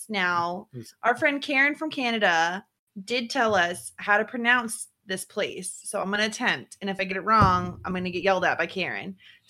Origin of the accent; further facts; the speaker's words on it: United States; We're Americans.